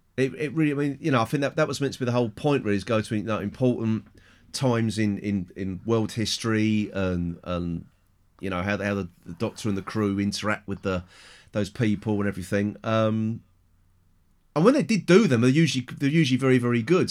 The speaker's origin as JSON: {"language": "English", "region": "England", "country": "United Kingdom", "said": "I'm English, white, middle-aged"}